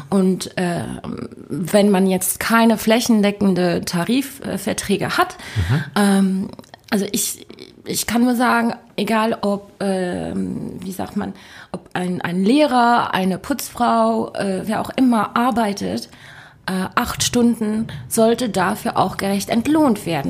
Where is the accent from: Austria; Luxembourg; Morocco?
Luxembourg; ich bin ja Luxemburgerin